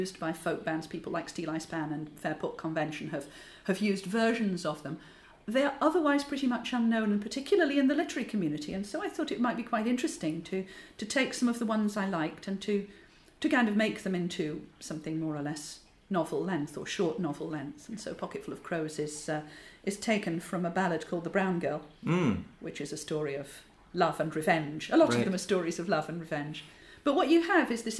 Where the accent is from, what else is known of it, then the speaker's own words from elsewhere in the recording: Yorkshire and the Humber, United Kingdom; I'm from Yorkshire